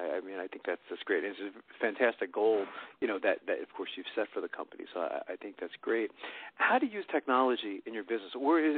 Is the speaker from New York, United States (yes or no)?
yes; New York, United States; born there; now in Pennsylvania, United States